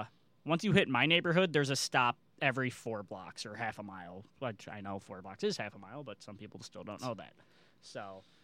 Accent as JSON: {"language": "English", "town": "Chicago", "region": "Illinois", "country": "United States", "moved": "yes", "said": "I'm also from the Chicago, or really, I am from Chicago."}